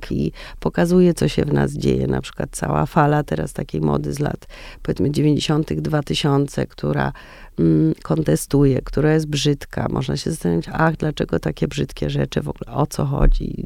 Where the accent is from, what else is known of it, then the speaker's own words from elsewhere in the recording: Warsaw, Masovian Voivodeship, Poland; ja jestem warszawianką